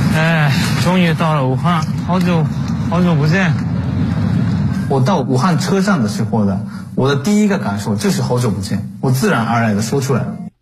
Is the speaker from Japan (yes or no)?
yes; Japan; moved away as an adult; now in Nanjing, China; 我也是作为一个日本人